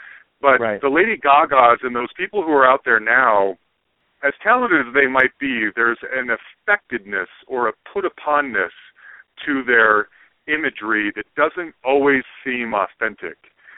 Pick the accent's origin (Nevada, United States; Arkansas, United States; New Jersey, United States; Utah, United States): Utah, United States; Salt Lake City; moved away; also born or lived in Sacramento; I grew up in Salt Lake City